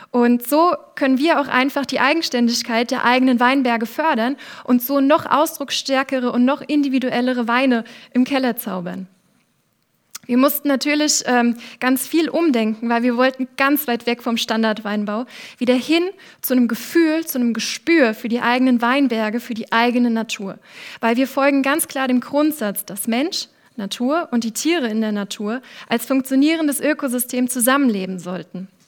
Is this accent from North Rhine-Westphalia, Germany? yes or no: no; Wolfsheim, Rhineland-Palatinate, Germany; Wolfsheim, mein Heimatdorf, das liegt genau zwischen den beiden Anbauregionen Nahe und Rheinhessen und vereint deshalb beide Vorteile in sich.